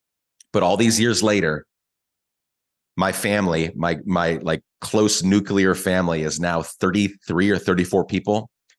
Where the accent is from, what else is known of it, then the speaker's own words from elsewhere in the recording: Guatemala; I don't regret it all growing up in Guatemala. It was very hard. It was difficult.